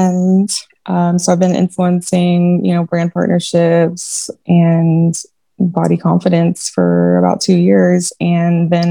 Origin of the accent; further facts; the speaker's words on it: Kansas, United States; moved away as an adult; now in El Paso, United States; We live in El Paso, Texas. I'm from Kansas, and we move every 3 years